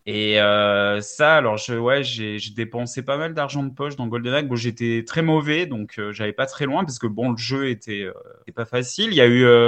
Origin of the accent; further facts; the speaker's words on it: south-east France, France; je suis sud-est de la France